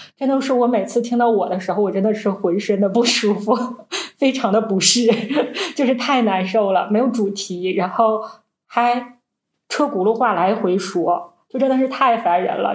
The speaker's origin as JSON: {"language": "Chinese", "region": "Northeast China", "country": "China", "said": "我们是三个来自东北的Ladies"}